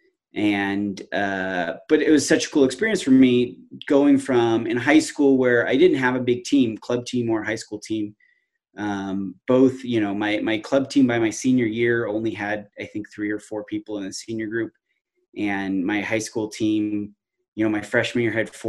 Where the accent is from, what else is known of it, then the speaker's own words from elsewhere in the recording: Palm Springs, California, United States; moved away as an adult; also born or lived in Fresno, California; now in Missoula, United States; I grew up in Southern California in the Palm Springs area